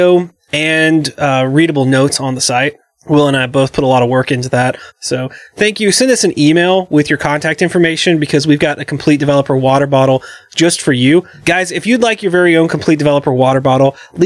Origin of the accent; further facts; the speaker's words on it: the South, United States; growing up in the South